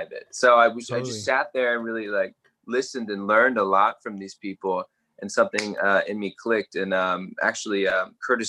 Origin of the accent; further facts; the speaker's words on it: Canberra, Australian Capital Territory, Australia; moved away as an adult; also born or lived in Hawaii / Texas; now in Austin, United States; I was born in Canberra. So I spent most of my upbringing there when I was in my teens